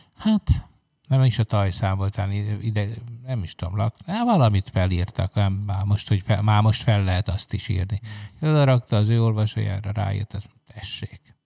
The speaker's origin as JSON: {"language": "Hungarian", "country": "Hungary"}